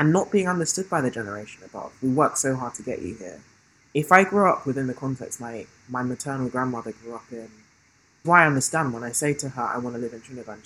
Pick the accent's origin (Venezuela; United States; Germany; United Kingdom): United Kingdom; London; accent: British; growing up in London in the 21st century